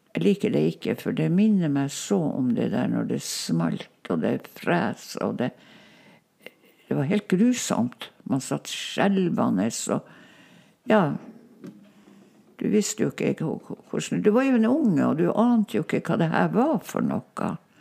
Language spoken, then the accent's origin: Norwegian; Kirkenes, Troms og Finnmark, Norway; first language Northern Sami; Norwegian is a second language; Jeg snakka jo bare samisk. For det mm. gjorde vi jo hjemme der hos bestemor